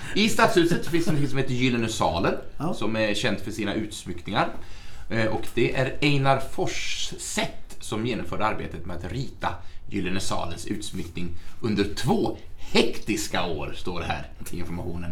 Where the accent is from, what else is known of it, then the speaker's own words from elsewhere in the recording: Sweden; also born or lived in Norway; jag, som svensk uppfostrad